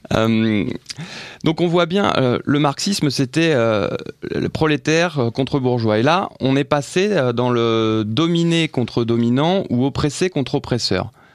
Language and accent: French; France